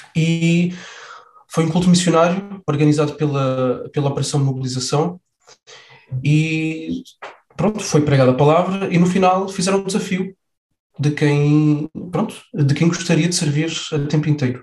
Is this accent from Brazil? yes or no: no; Faro, Algarve, Portugal; Eu sou nascido em Faro, cresci em Faro, estudei em Faro.